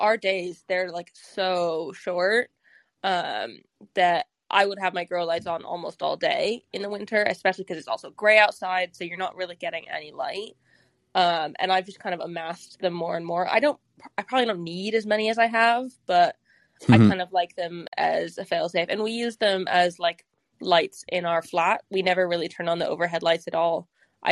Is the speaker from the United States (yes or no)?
yes; California, United States; moved away as an adult; now in London, United Kingdom; I'm not from London. I'm from California